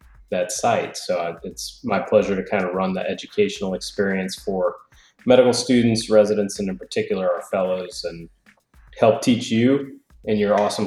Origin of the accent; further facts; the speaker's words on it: New Orleans, Louisiana, United States; moved away as an adult; now in Georgia, United States; I'm originally from New Orleans, Louisiana